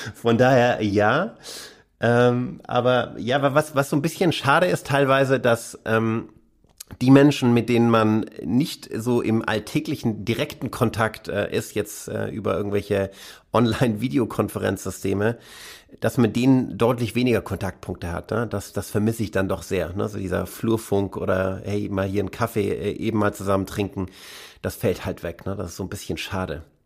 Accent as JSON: {"language": "German", "town": "Stuttgart", "region": "Baden-Württemberg", "country": "Germany", "tie": "born or raised there", "also_born_or_lived": "Egypt", "moved": "as an adult", "said": "ich bin ursprünglich in, im Süden von Deutschland aufgewachsen, in, in, in Stuttgart, sozusagen als Halbschwabe, Halbpalästinenser"}